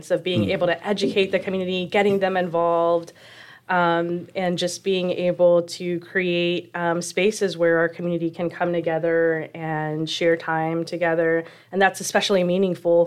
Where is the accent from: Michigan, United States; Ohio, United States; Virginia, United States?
Virginia, United States; Chesterfield County; So I was born and raised in Chesterfield County.